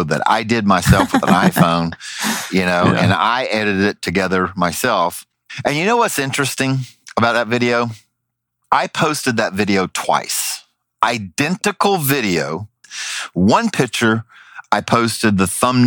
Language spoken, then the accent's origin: English; Southern, United States; accent: Southern; my Southern accent